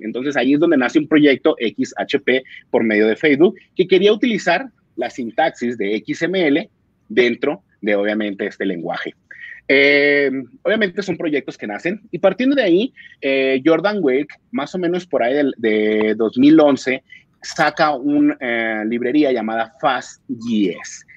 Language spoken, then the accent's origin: Spanish; Mexico; now in Colombia; Soy mexicano, pero actualmente vivo en Colombia